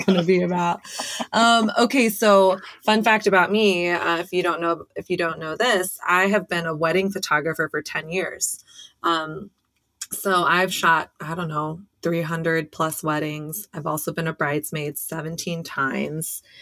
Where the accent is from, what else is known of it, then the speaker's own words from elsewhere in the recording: Coppell, Texas, United States; I grew up in Coppell in Dallas.